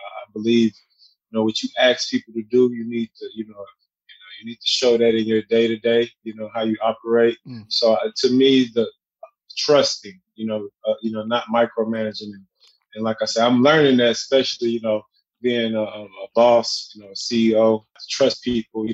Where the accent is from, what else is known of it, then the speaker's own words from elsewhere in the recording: Houston, Texas, United States; I'm from Houston, Texas, aka H-Town, man. I was born and raised, lived all over the city.